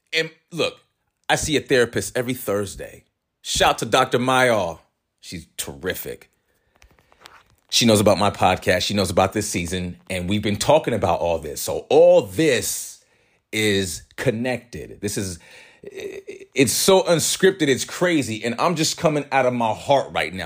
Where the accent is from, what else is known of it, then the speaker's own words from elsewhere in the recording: San Jose, California, United States; also born or lived in San Francisco; I was born in San Francisco, raised in San Jose, California